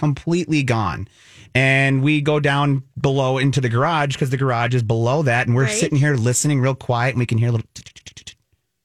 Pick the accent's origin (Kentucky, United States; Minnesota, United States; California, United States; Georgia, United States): Minnesota, United States; accent: Minnesota; moved away; also born or lived in San Diego; the Minnesota accent